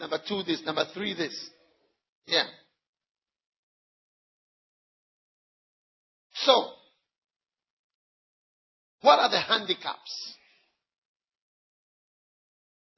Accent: Ghana; first language English

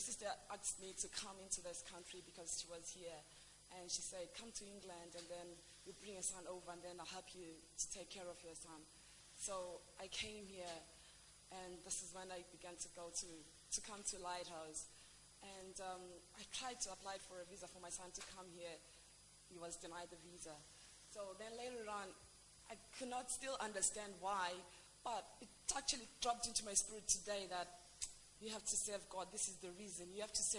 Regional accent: Zimbabwe; moved away as an adult; also born or lived in New York City, United States; I left Zimbabwe in 2002, and I have a son

